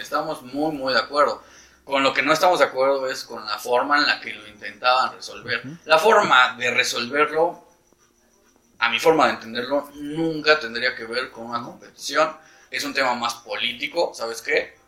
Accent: Mexico; uno como mexicano pensaba que, que Conmebol quería el dinero mexicano

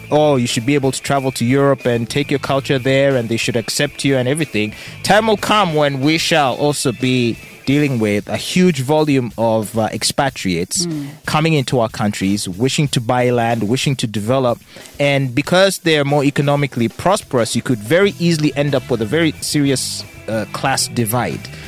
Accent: Japan; born there; Okay, so I was born in Japan. Mm-hmm. Uh, but I do not have citizenship.

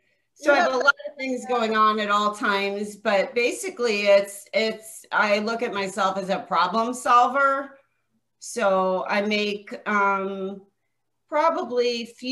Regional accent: New York, United States; also born or lived in New Jersey; now in Scottsdale, United States; I live in Scottsdale, Arizona. I'm a New York, New Jersey transplant. About 21 years ago, I came from the East Coast and moved out here.

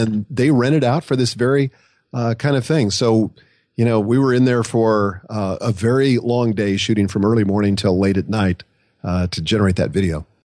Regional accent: Nebraska, United States; I grew up in Nebraska

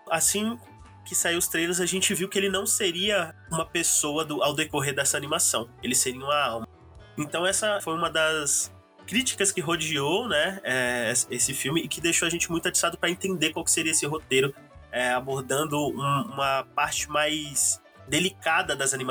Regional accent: São Paulo, Brazil; Sou do Grajaújão

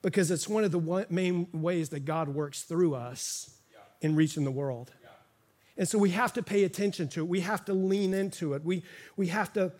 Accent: Miami, Florida, United States; I grew up in Miami and pastored here in the community for 15 years

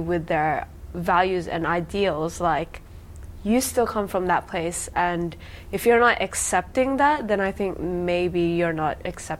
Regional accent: Australia; I came from Australia

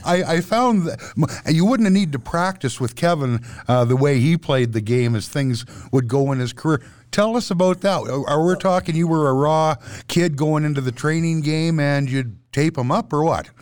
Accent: Vancouver, British Columbia, Canada; now in Edmonton, Canada; I'm from Vancouver

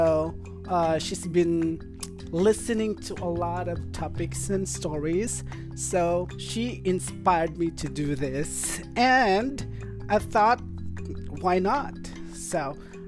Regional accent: Philippines; I am Filipino

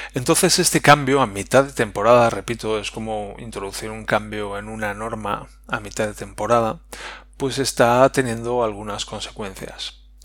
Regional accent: Spain; como españoles

